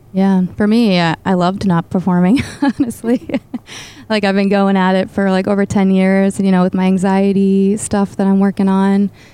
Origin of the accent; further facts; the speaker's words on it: Boston, Massachusetts, United States; she had me in the Boston area and raised me